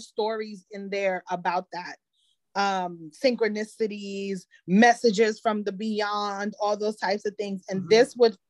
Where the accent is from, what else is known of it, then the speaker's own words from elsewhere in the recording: Jamaica; I'm Jamaican.